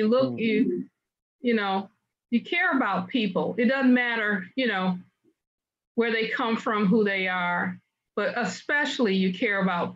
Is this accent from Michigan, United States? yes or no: yes; Detroit, Michigan, United States; also born or lived in Denver, Colorado; I was born in Denver. We ended up in Detroit and grew up there